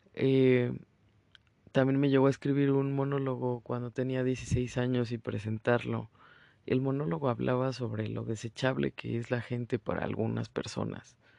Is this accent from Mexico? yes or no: yes; Mexico; moved away; pese a ser mexicana, orgullosamente, soy una mexicana que no come picante